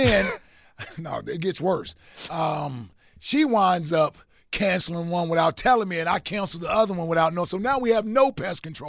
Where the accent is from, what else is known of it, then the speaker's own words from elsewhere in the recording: Cincinnati, Ohio, United States; I'm from Cincinnati.